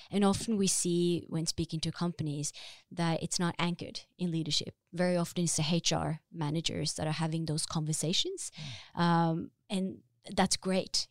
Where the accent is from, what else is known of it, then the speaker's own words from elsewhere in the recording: Drammen, Buskerud, Norway; now in Oslo, Norway; I'm originally from Drammen